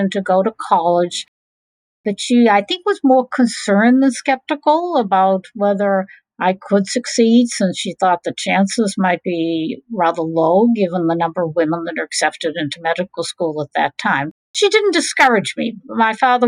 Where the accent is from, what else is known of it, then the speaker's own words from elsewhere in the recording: Boston, Massachusetts, United States; I grew up in one of the suburbs of Boston.